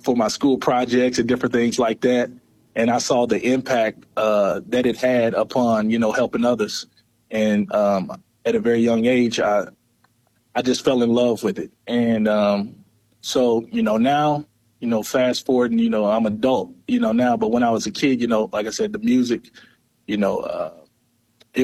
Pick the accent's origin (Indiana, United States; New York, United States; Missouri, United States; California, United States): Missouri, United States; East Prairie; also born or lived in Sikeston, Missouri; Born and raised in East Prairie, Missouri.